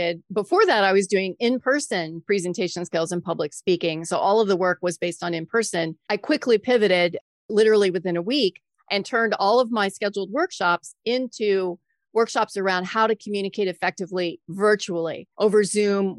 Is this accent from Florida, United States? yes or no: yes; Florida Keys, United States; moved away as an adult; now in Maryland, United States; I worked in radio news right out of college in the Florida Keys, which was my hometown